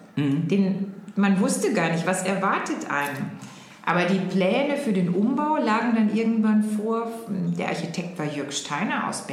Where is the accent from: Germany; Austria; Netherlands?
Germany; Oberhausen, North Rhine-Westphalia; Also ich komme aus Oberhausen, ja. tatsächlich, ne, da komme ich her.